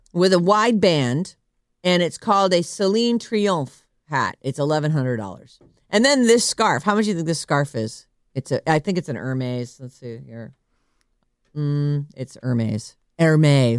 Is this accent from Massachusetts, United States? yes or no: yes; Massachusetts, United States; now in California, United States; I grew up in Massachusetts, which is northeast.